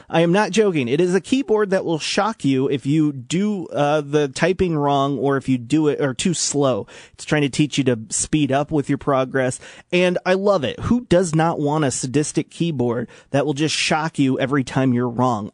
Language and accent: English; Washington, Illinois, United States; now in Peoria, United States; I grew up in Washington, live in Peoria now